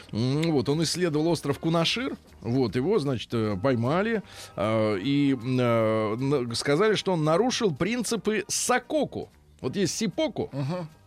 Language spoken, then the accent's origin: Russian; Australia; Russian is a second language; О, е, я из Австралии. Привет.